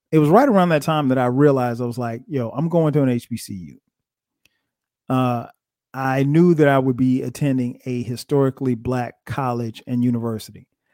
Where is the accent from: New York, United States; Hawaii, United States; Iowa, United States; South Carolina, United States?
South Carolina, United States; Florence; moved away as an adult; also born or lived in New Jersey / Orangeburg, South Carolina; now in Atlanta, United States; growing up in Florence